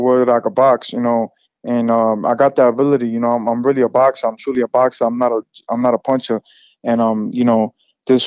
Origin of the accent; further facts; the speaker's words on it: New York City, New York, United States; I'm in my hometown